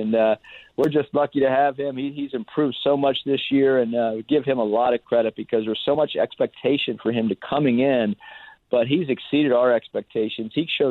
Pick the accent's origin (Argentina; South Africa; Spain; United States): United States; Pennsylvania; I grew up in Pennsylvania, so the only thing I knew about the West Coast or USC were their football uniforms, the cardinal and gold on every Saturday afternoon.